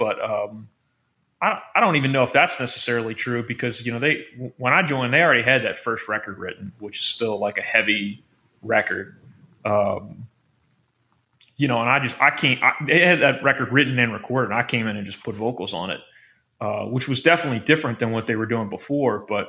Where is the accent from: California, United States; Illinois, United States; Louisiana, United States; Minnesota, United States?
Louisiana, United States; Metairie; I'm from New Orleans. I'm from a suburb in New Orleans. I'm the only one not from Baton Rouge.